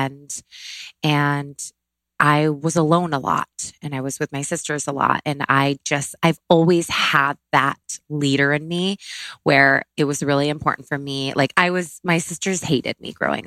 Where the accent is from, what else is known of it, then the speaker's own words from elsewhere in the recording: Syracuse, New York, United States; I grew up in Syracuse, New York, upstate New York